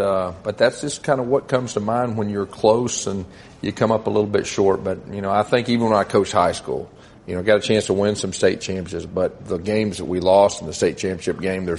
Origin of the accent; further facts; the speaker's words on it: Irving, Texas, United States; born there; I was born in Irving, and my dad lived in the Dallas Metroplex when I was growing up